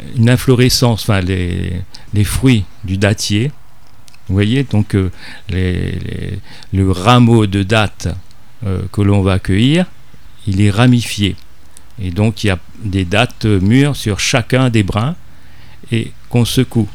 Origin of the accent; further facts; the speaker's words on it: Réunion; en tant que réunionnais